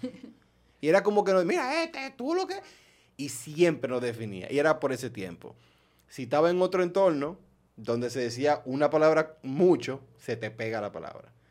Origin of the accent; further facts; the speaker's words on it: Dominican Republic; moved away; also born or lived in New York, United States / Maryland, United States; yo era el único dominicano